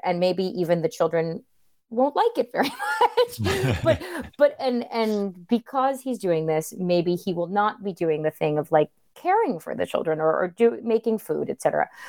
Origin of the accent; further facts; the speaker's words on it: Florida, United States; I'm from Florida